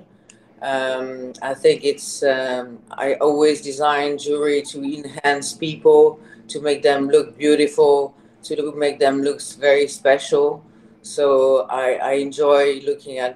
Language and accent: English; Switzerland; English is a second language; moved away; So I was born in Switzerland. I'm half Swiss, half Thai. Mother is Thai. I live all my childhood in Switzerland, and I did all my studies there